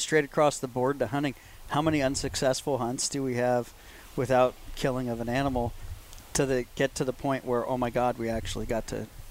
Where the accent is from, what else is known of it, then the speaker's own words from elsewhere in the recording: Bay Area, California, United States; I grew up in the Bay Area.